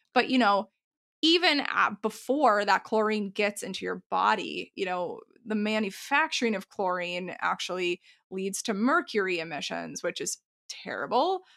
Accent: Texas, United States; I grew up in Texas

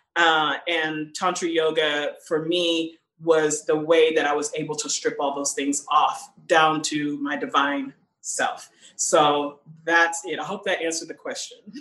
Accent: Houston, Texas, United States; also born or lived in Alief, Houston; the first part of my life, I was raised in Fifth Ward in Houston, which is like a Black neighborhood in Houston

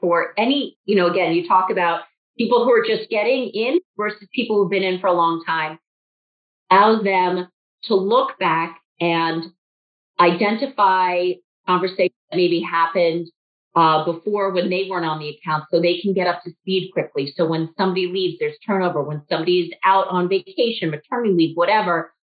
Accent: New York City, New York, United States; also born or lived in suburbs of Chicago; now in Chicago, United States; I grew up in a city. I grew up in New York City

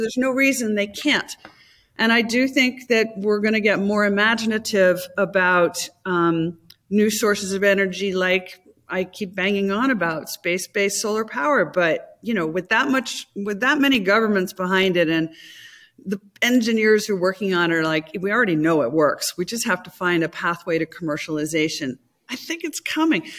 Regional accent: United States; as an American

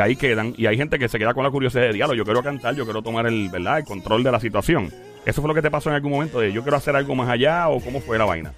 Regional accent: Puerto Rico; como todo boricua

